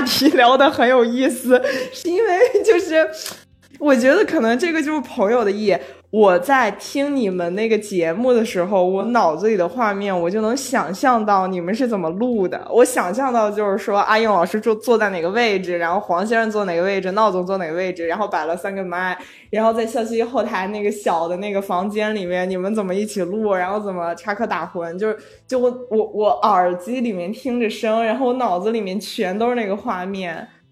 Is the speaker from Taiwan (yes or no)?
no; Shijiazhuang, Hebei, China; moved away; 我的家，像石家庄